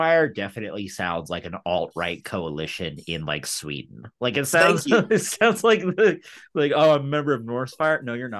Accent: United Kingdom; We're British. We have three foods we eat.

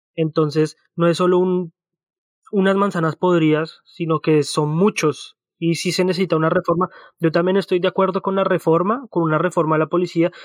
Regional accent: Colombia; moved away; also born or lived in Australia; cuando yo vivía en Colombia

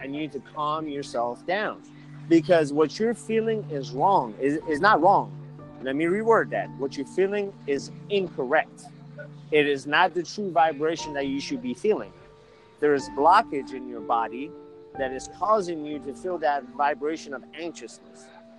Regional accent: Iran; So I was born in Iran. We have everything. We have Christianity. We believe in Jesus, but as a prophet when I was growing up.

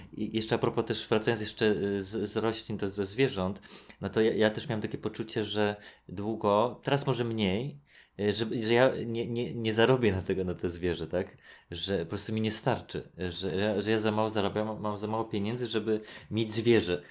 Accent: Warsaw, Masovian Voivodeship, Poland; jak się wychowywałem na Gocławiu

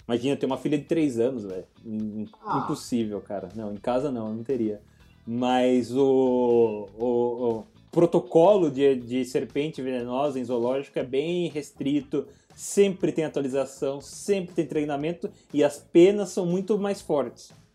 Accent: Brazil; eu sou do Brasil

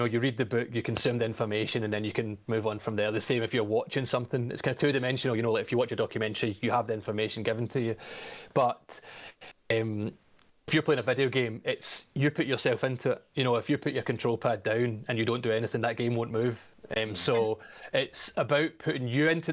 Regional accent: Glasgow, Scotland, United Kingdom; also born or lived in Australia; I'm from Glasgow. I was born in 1986. I'm 35. Mm-hmm. I spent most of my childhood growing up in the 90s in the west of Scotland

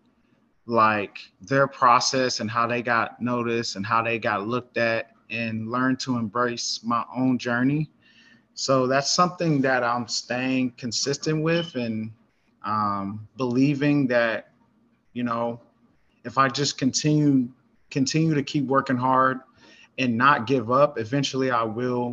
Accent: Denton, Texas, United States; also born or lived in Carrollton, Texas; I'm from Den, Texas. Grew up here. I was born in Carrollton.

